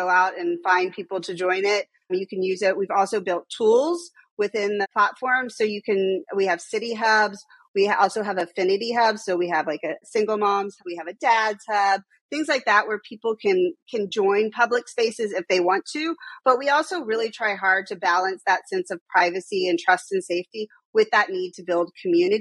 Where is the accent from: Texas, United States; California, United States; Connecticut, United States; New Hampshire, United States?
Texas, United States; now in New York, United States; I'm also from Texas